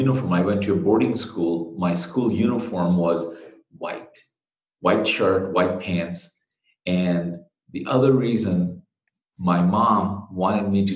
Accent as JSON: {"language": "English", "country": "Bangladesh", "moved": "as an adult", "lives_now": "United States", "said": "I'm originally from Bangladesh. I came here to go to school"}